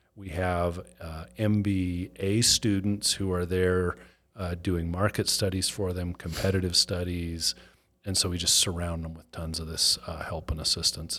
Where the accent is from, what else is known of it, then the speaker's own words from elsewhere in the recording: Salt Lake City, Utah, United States; moved away as an adult; also born or lived in Chicago; born and raised in Salt Lake City